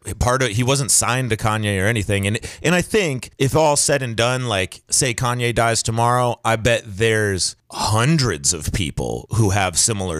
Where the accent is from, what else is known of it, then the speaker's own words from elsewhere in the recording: Maine, United States; we're from Maine